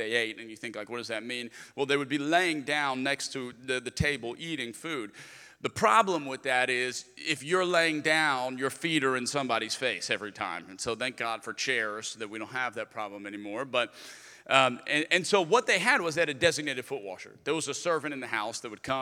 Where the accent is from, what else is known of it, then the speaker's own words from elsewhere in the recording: Lafayette, Louisiana, United States; moved away as an adult; also born or lived in Birmingham; I'm originally from Lafayette, Louisiana, so that was the first church that I was